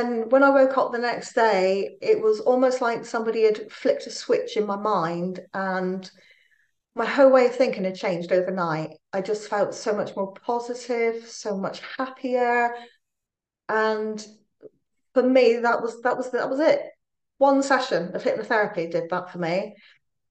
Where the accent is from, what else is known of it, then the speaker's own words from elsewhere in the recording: Plymouth, South West England, United Kingdom; now in Newport, United Kingdom; I'm originally from Plymouth